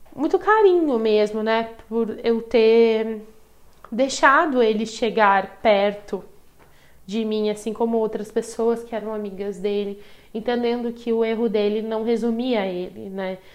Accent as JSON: {"language": "Portuguese", "country": "Brazil", "said": "eu vim do Brasil"}